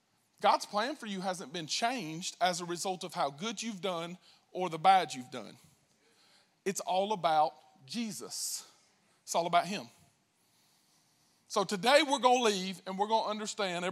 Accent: United States; I'm American

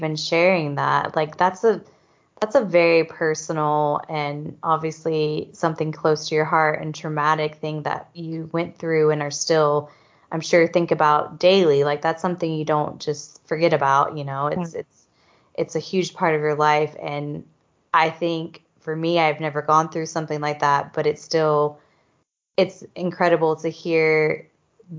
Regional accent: United States

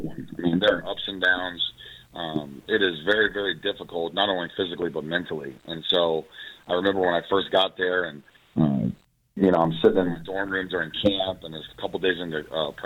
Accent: Ohio, United States; I grew up in Ohio, so I was, you know, hotbed of football.

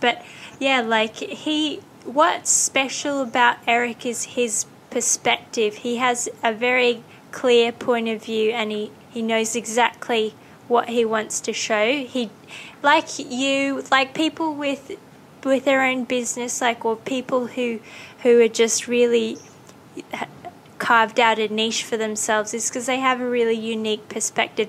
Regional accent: Australia; moved away; I grew up in Australia

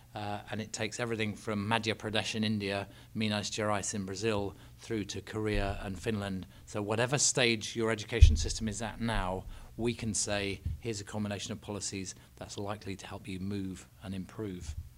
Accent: England, United Kingdom; I'm English.

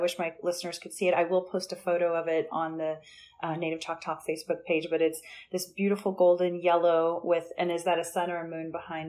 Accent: Anadarko, Oklahoma, United States; moved away; my hometown in Anadarko

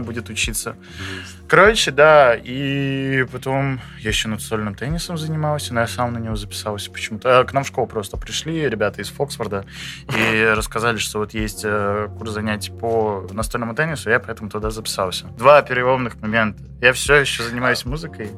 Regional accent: Saint Petersburg, Russia; я питерский

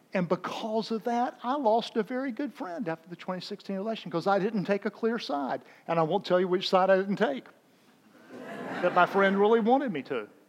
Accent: Raleigh, North Carolina, United States; the Diocese of Raleigh, my hometown up in North Carolina

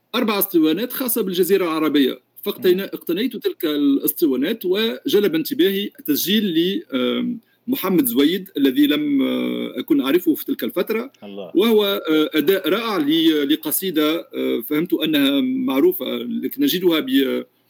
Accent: Tunisia; also born or lived in France; انا بطبيعه الحال من تونس

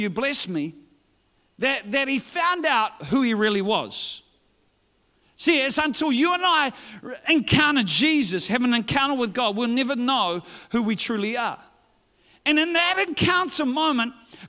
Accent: New Zealand

